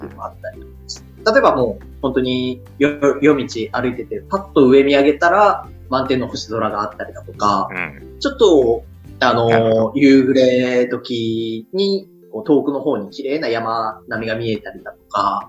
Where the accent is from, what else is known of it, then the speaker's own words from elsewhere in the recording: Koshigaya, Saitama, Japan; moved away as an adult; also born or lived in Ehime / Akita; now in Yamaguchi, Japan; 僕、埼玉県出身なんですけど